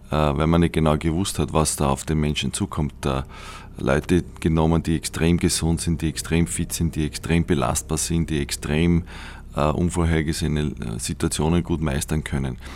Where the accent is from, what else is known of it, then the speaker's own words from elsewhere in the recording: Austria; weil wir als Österreicher, äh, kleine Nation, mit Raumfahrt damals überhaupt nichts zu tun gehabt haben